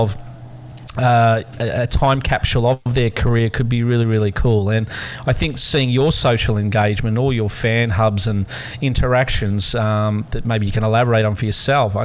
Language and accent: English; Australia; as an Australian we're very, very proud